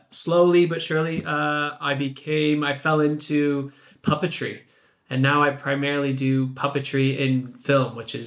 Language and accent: English; Canada; moved away as an adult; also born or lived in Toronto; now in London, United Kingdom; I'm originally from Canada, born and raised. And I moved here to London about 12 years ago